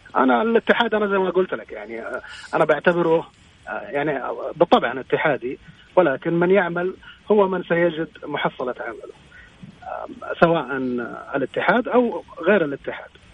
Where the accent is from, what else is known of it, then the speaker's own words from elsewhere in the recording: Jeddah, Makkah Province, Saudi Arabia; moved away as an adult; أنا من جدة أصلاً، ولكن انتقلت العملي من سبع سنوات